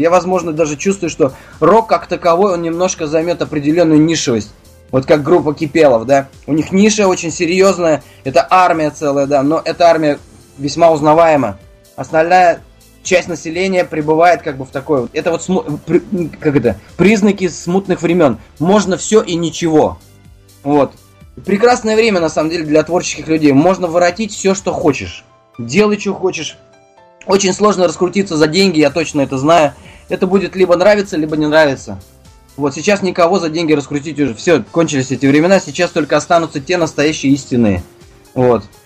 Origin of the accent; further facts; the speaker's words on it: Ufa, Bashkortostan, Russia; moved away as an adult; now in Moscow, Russia; Я сам родом из Уфы